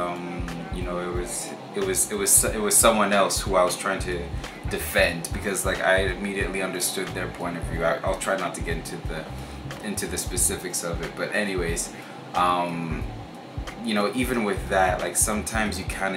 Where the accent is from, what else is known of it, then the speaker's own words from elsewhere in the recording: Vancouver, British Columbia, Canada; growing up in Vancouver